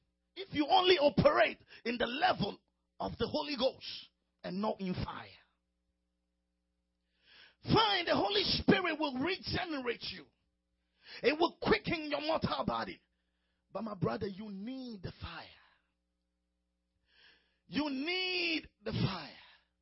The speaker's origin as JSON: {"language": "English", "country": "Ghana", "tie": "born or raised there", "said": "A friend of mine called me the other day, who lives close to my hometown in Ghana."}